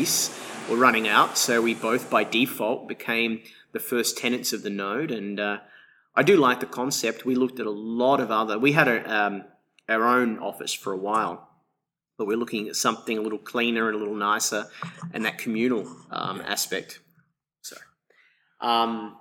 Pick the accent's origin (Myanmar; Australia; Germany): Australia; Melbourne, Victoria; moved away as an adult; now in Shanghai, China; I'm originally from Melbourne, Australia. I've been in China for a decade.